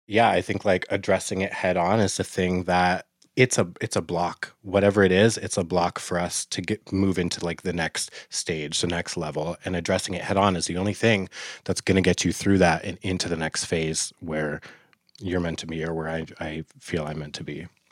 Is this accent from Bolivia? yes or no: no; Fort Nelson, British Columbia, Canada; also born or lived in Vernon, British Columbia; I was born in Vernon, and I was adopted pretty quickly from my indigenous family, and I was raised in Fort Nelson, B C